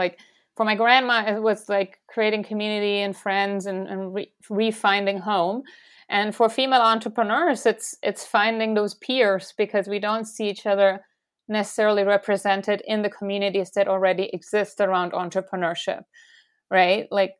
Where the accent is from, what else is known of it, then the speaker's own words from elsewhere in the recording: Stuttgart, Baden-Württemberg, Germany; And when she arrived in the place where ultimately I grew up around Stuttgart, the southwest of Germany, she didn't have something that she called home, right?